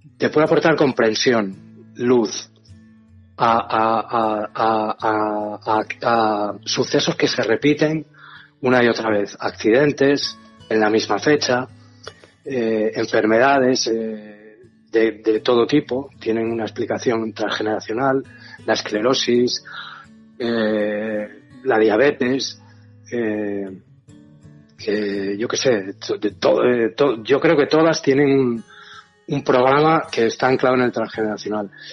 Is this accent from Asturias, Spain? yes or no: yes; Asturias, Spain; moved away as an adult; Yo nací en Asturias y me vine para acá.